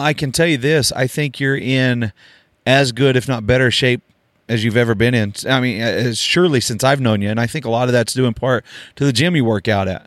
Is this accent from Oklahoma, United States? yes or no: yes; Oklahoma, United States; I grew up in Oklahoma